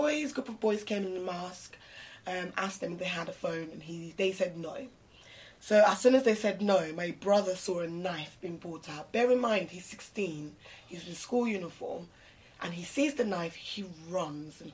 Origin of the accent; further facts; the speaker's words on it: London, United Kingdom; as a Londoner, growing up in London, back in the day